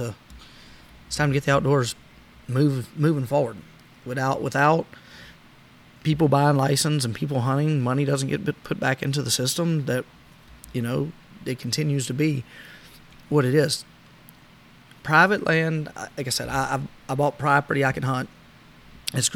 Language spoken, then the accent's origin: English; South Louisiana, United States; Growing up in South Louisiana